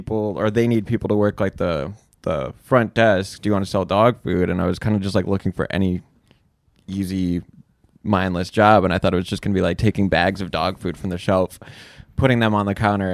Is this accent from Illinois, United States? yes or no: yes; Chicago, Illinois, United States; moved away as an adult; I'm from Chicago.